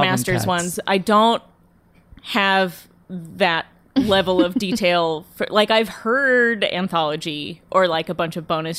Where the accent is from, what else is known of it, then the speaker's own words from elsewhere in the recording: Phoenix, Arizona, United States; Yeah, I'm from Phoenix. And then my grandparents lived in a retirement community called Sun City, which is just outside of Phoenix.